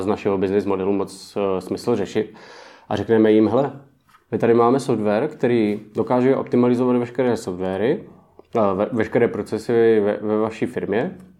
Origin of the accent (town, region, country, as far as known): Czechia